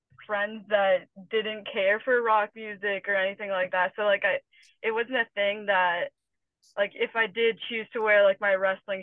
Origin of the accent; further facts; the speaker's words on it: Morgan Hill, California, United States; also born or lived in Atlanta, Georgia; I'm from a small town called Morgan Hill